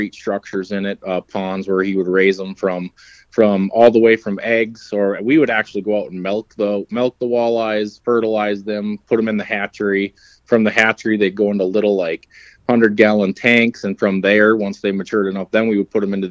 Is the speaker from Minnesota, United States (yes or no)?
yes; Ada, Minnesota, United States; I grew up in Ada, Minnesota.